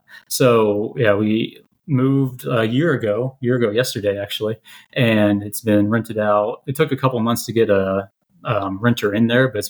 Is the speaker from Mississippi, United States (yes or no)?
no; Missouri, United States; moved away; I grew up on a farm in Missouri